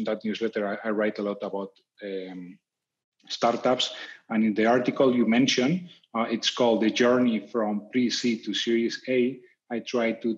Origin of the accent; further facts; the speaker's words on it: Madrid, Community of Madrid, Spain; I am from Madrid, Spain